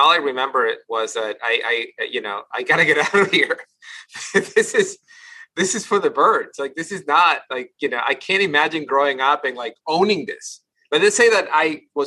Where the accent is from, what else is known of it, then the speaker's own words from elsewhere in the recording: Guayaquil, Guayas, Ecuador; now in United States; I grew up in Guayaquil